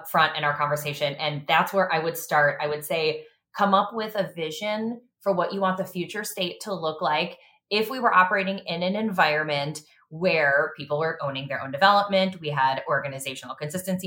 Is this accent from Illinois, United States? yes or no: yes; Chicago, Illinois, United States; I'm a Chicago native